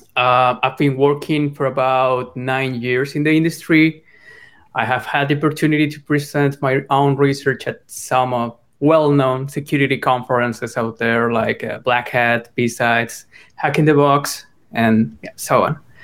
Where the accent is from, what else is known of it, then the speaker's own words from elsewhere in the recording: Colombia; I'm from Colombia. I come from a middle class home there